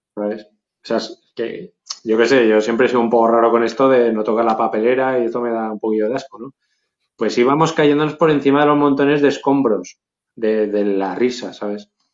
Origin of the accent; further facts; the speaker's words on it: Zaragoza, Aragon, Spain; aquí en Zaragoza estaba el casco viejo y la zona pija, que eran zonas que no pisábamos nosotros